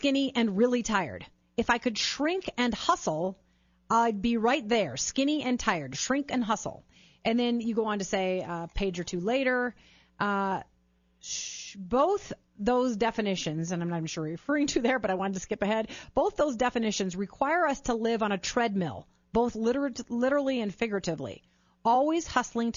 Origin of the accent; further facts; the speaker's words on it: Chicago, Illinois, United States; moved away; I was born in Chicago